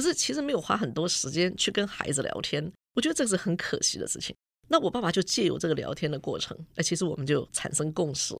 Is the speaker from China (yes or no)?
no; Hsinchu, Taiwan; 因为我就是新竹人，所以说在我念书的时候，就说学校嘛，因为在新竹嘛